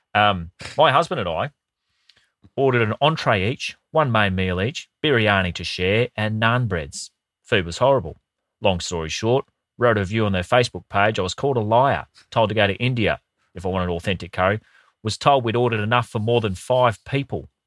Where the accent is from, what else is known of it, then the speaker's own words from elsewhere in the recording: Brisbane, Queensland, Australia; when I grew up in Brisbane